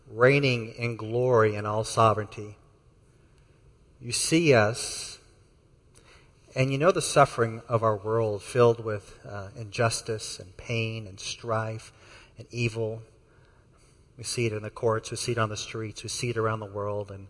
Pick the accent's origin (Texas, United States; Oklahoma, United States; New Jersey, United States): Texas, United States; I'm from Texas, and so is Sam. Um, I got the y'alls out of me many years ago